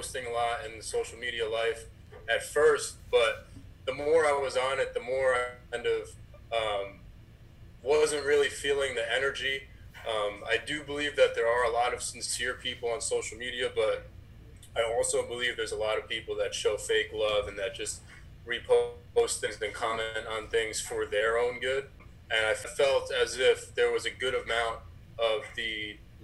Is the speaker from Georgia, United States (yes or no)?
no; Eastchester, New York, United States; moved away as an adult; also born or lived in Mount Vernon, New York; now in South Florida, United States; I grew up in New York my whole life in Southern Westchester